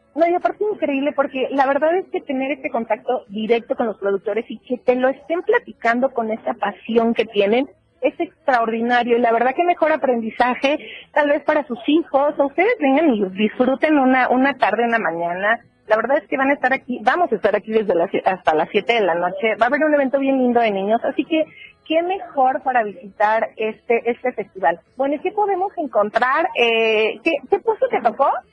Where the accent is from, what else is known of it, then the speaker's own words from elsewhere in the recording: Chiapas, Mexico; soy orgullosamente chiapaneca